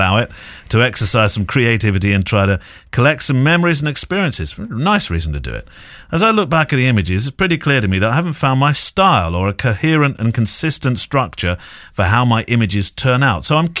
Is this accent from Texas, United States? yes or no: yes; San Antonio, Texas, United States; Sorry for the cheesy greeting, but I am from San Antonio, Texas, so I'm allowed to.